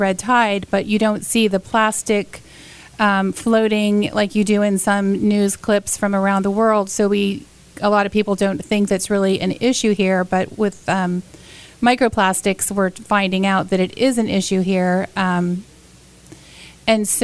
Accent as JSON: {"language": "English", "town": "Sarasota", "region": "Florida", "country": "United States", "tie": "born or raised there", "said": "I grew up in Sarasota, have always enjoyed the beaches and the pristine waterways, and raised my kids here."}